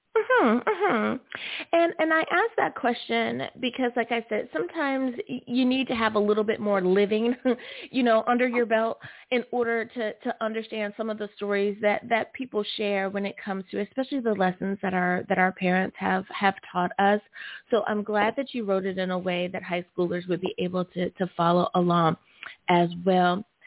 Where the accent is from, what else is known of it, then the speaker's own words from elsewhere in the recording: United States; my home country of the USA